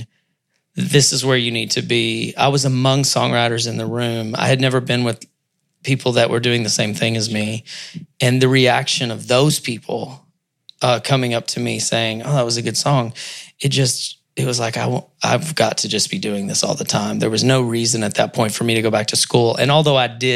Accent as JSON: {"language": "English", "town": "Mineral Wells", "region": "Texas", "country": "United States", "tie": "born or raised there", "said": "I was singing and doing some stuff before that locally in my hometown of Mineral Wells, Texas"}